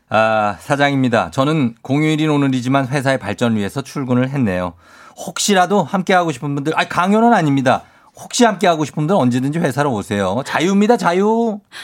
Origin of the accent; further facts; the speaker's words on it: Seoul, South Korea; 내가 나 서울 출신이지만